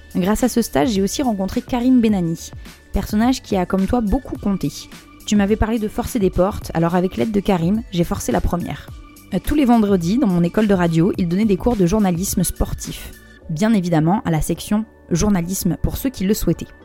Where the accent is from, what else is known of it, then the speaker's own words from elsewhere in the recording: Bordeaux, Nouvelle-Aquitaine, France; moved away as an adult; also born or lived in Paris; chez moi, à Bordeaux. Je me décide à bosser dans un petit resto pour faire un peu d'argent, et me voilà, en septembre, direction Paris, à 19 ans